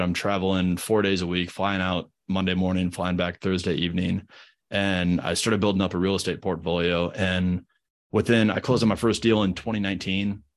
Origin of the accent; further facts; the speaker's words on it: Midwest, United States; moved away as an adult; now in Charlotte, United States; I grew up in the Midwest, went to school in the Midwest